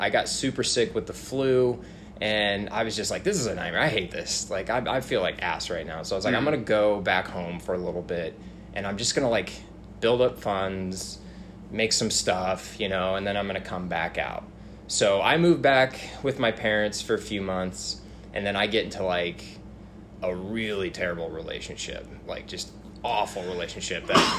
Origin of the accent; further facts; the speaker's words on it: Washington, United States; born there; also born or lived in St. Charles, Missouri; So I was born in Washington State. Hmm. Moved to like St. Charles, Missouri when I was really young. Then back to Washington.